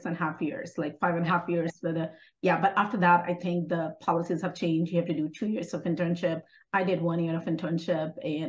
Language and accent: English; Bihar, India; moved away as an adult; now in Texas, United States; From North India, from Bihar.